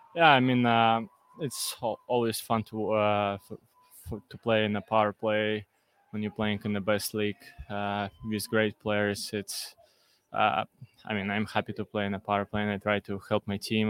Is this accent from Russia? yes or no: yes; Russia; now in Philadelphia, United States; I'm from Russia